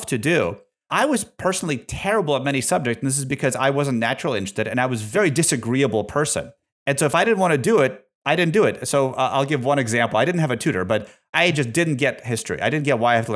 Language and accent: English; Russia; also born or lived in Massachusetts, United States; now in United States; I'm from Soviet Russia